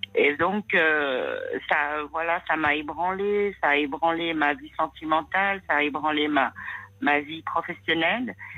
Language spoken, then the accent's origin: French; France; née en France, donc française. Comme je l'étais